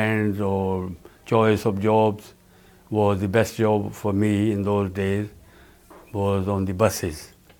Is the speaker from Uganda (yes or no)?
no; Punjab, India; moved away as an adult; now in London, United Kingdom; I was born in India, in the Punjab, a village boy.